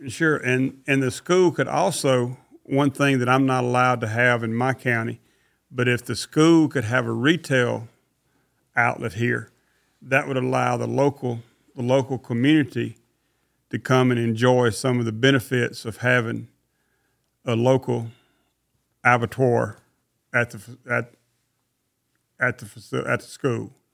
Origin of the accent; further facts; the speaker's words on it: Mississippi, United States; now in Forsyth, United States; I come from Mississippi, and my daddy had a lot of ear cattle.